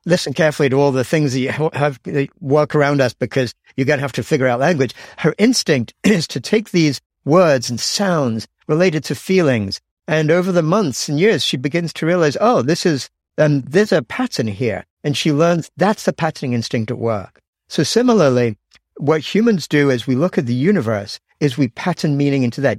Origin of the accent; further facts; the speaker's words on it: England, United Kingdom; moved away as an adult; now in United States; I grew up in England and actually I, yeah, I did my undergraduate at Cambridge, but then I left England at age 21